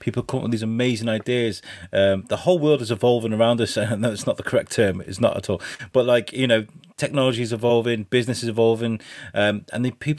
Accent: Shrewsbury, West Midlands, United Kingdom; moved away; I am Shropshire born and bred. I was born in Shrewsbury, but I only came to Shrewsbury to live sort of 3-4 years ago, and I'm never going anywhere else.

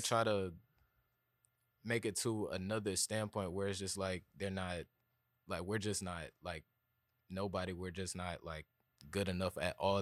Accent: Atlanta, Georgia, United States; I'm from East Atlanta. Uh, I went to Columbia High School

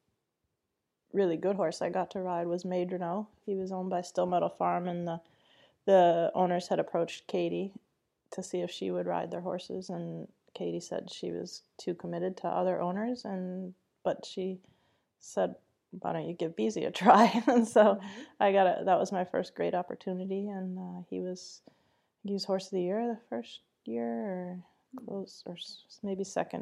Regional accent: Wisconsin, United States; I grew up in Wisconsin, so there wasn't a lot going on there

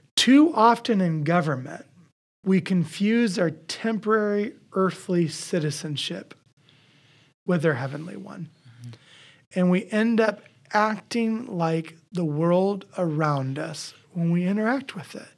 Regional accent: Iowa, United States; I grew up in Iowa. I act like an Iowan.

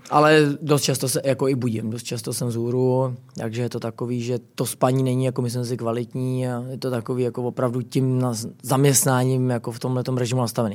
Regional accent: Prague, Czechia; já jsem jako hrdý, že jsem jako, uh, jako Čech a Pražák

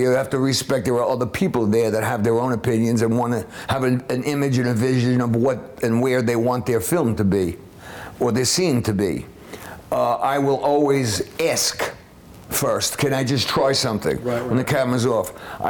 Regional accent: New York City, New York, United States; also born or lived in Florida; I grew up in the one up in East Harlem. And we talked about the old days in New York, growing up in New York City.

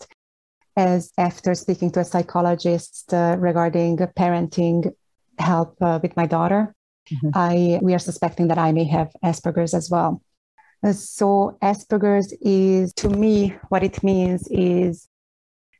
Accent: Hungary; English is a second language; moved away as an adult; now in Toronto, Canada; I have been living here for almost 20 years, and I'm originally from Hungary.

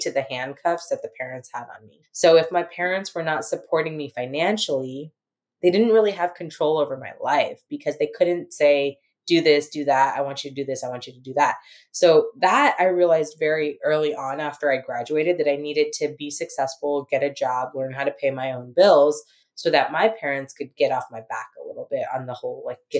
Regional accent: San Diego, California, United States; also born or lived in San Francisco; I was born and raised in America

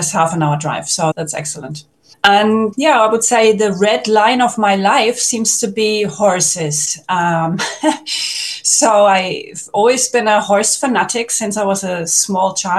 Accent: Germany; moved away as an adult; now in Portugal; I was born in Germany in the late 1970s

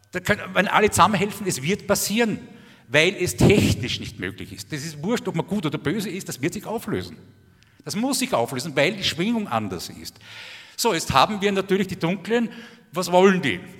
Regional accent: Austria; also ich bin Österreicher, also wir haben in Österreich genauso kompetente Politiker wie ihr

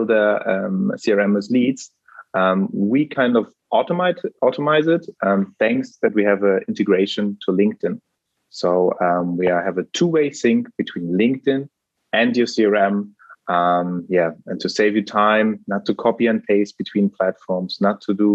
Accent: Germany; I'm actually German.

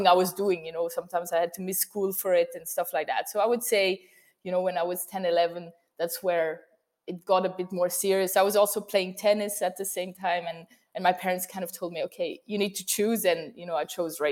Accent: close to Geneva, Switzerland; grew up in the close to Geneva, which is the French side of Switzerland

